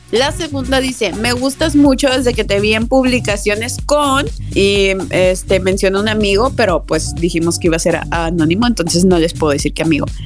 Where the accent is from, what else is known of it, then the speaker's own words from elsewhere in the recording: Spain; Soy de España y voy a tener que viajar allá para conocer a chicas así.